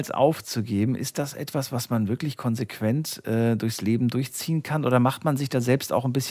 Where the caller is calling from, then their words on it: Freiburg, Baden-Württemberg, Germany; Servus, ich komme aus Freiburg.